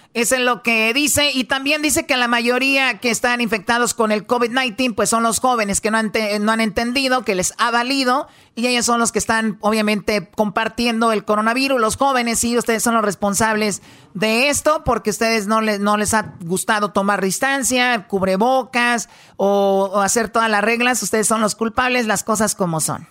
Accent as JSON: {"language": "Spanish", "country": "Mexico", "said": "yo soy mexicana"}